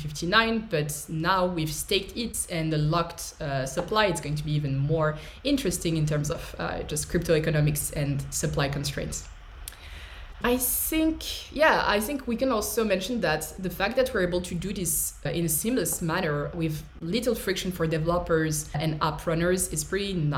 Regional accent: France; I'm an engineer from France

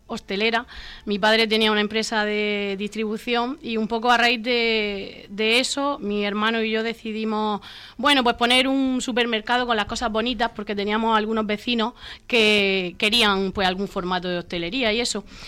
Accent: Torre Pacheco, Region of Murcia, Spain; mi pueblo

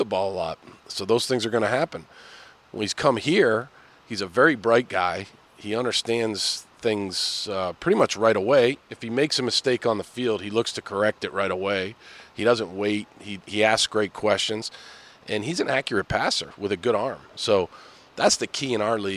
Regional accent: Boston, Massachusetts, United States; I'm an Irish guy from Boston

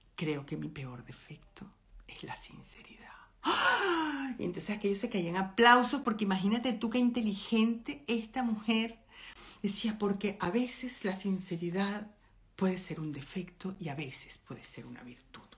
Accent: Venezuela; moved away as an adult; yo soy venezolana

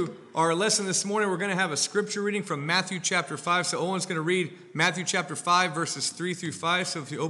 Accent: Denmark; And, you know, I'm from Denmark. I thought maybe one day I'll be big and strong like these guys.

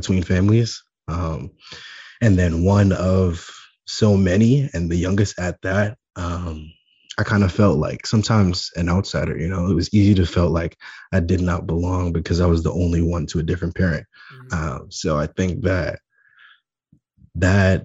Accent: New York City, New York, United States; I'm born and raised in Staten Island, New York

